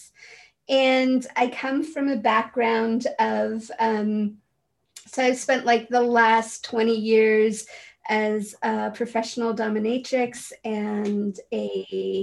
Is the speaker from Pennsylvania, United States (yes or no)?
no; San Francisco, California, United States; I grew up in San Francisco